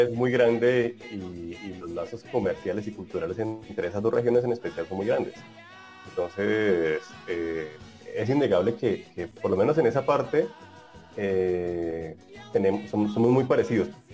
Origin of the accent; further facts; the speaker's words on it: Colombia; moved away as an adult; also born or lived in Bogotá; now in Brazil; yo soy colombiano